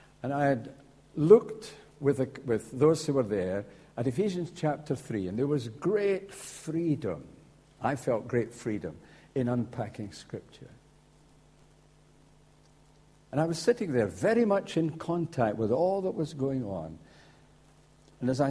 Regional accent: Scotland, United Kingdom; Now I'm a Scotsman

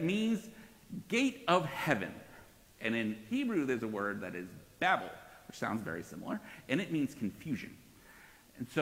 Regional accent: Northeast, United States; I grew up in the Northeast

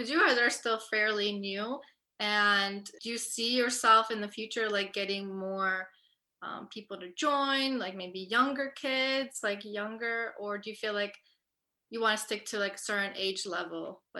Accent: North, Albania; So I'm from North and I love my chiftali and my tupan.

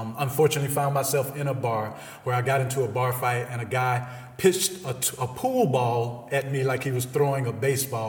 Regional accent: Selma, Alabama, United States; I grew up in Selma, Alabama, raised by my grandmother

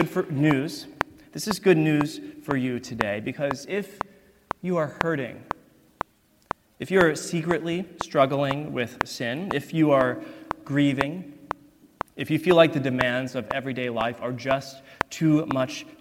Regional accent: East Texas, United States; moved away; I am from East Texas, a fact that I am very, very proud of.

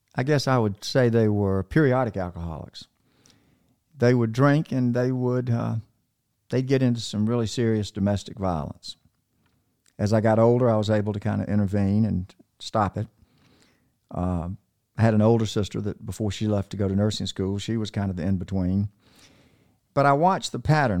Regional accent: Macon, Georgia, United States; also born or lived in North Carolina; we moved from North Carolina when I was three to Macon, Georgia

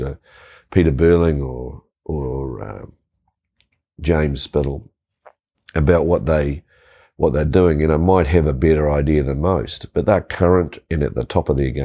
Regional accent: New Zealand; So I grew up here

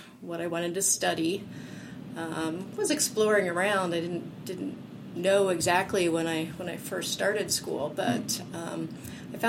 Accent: Hublersburg, Pennsylvania, United States; I grew up here in Center County, a little town called Hublersburg

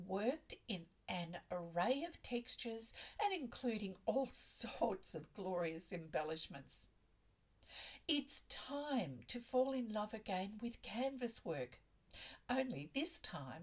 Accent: Australia; I'm an Australian textile artist, teacher, judge, blogger and stitch enthusiast

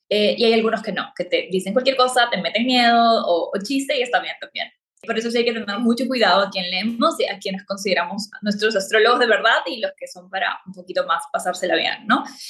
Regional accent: Peru; moved away as an adult; now in Playa del Carmen, Mexico; Soy de Perú y vivo en Playa del Carmen

